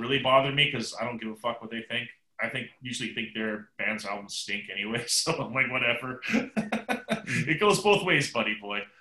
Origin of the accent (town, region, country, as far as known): Seattle, Washington, United States; born or raised there